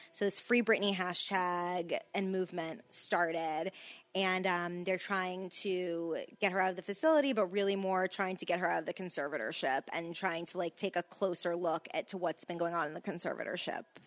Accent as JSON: {"language": "English", "region": "Louisiana", "country": "United States", "said": "I'm from Louisiana too"}